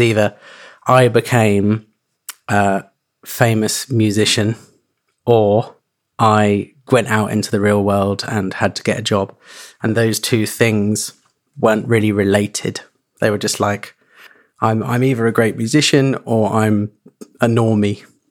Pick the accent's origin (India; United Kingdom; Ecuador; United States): United Kingdom; Suffolk, East Anglia, East of England; moved away; also born or lived in London; I grew up in East Anglia in Suffolk